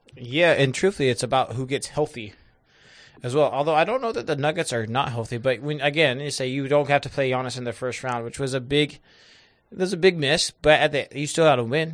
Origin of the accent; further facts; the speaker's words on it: Northwest, United States; I'm from the Northwest and we live in a pocket